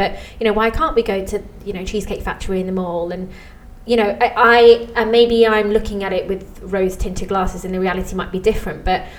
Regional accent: England, United Kingdom; Now, being English

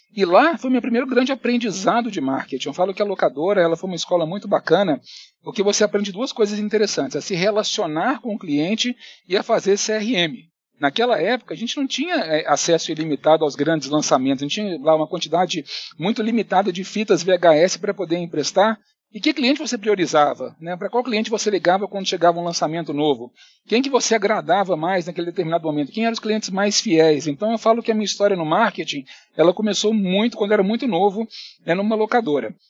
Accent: Belo Horizonte, Minas Gerais, Brazil; moved away as an adult; also born or lived in Curitiba / Italy; now in São Paulo, Brazil; Eu realmente sou mineiro, sou de Belo Horizonte

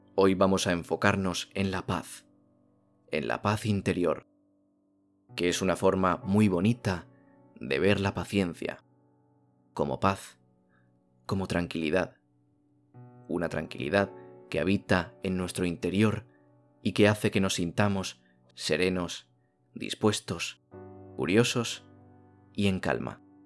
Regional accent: Spain; en mi país ha nevado muchísimo

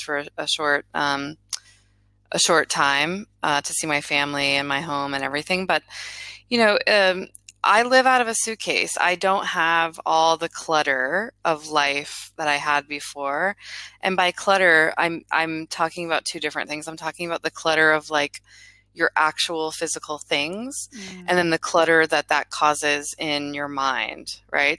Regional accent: Florida, United States; also born or lived in Miami; I grew up in Florida, and then I went to college in Miami, and I ended up staying in that area for 13 years.

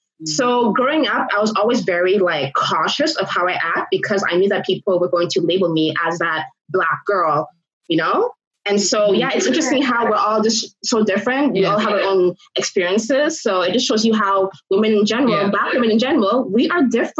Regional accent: Richmond, British Columbia, Canada; I grew up in Richmond, and out there there's no Black people.

